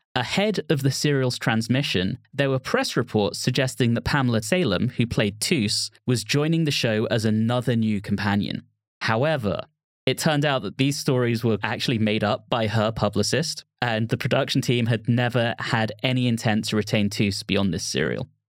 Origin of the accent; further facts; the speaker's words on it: England, United Kingdom; being English and growing up in England